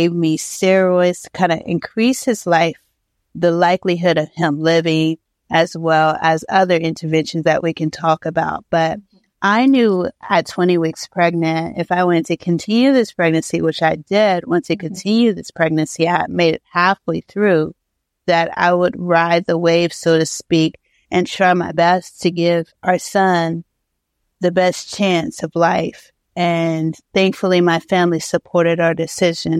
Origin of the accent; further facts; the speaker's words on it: Ohio, United States; moved away; I'm from Ohio